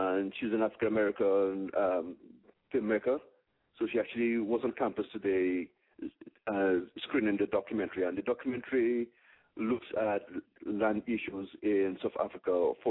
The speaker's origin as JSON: {"language": "English", "country": "Dominica", "moved": "yes", "lives_now": "New York, United States", "said": "I'm originally from Dominica."}